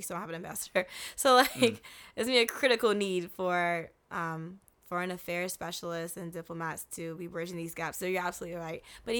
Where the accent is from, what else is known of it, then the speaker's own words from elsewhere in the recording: United States; As an American, yes.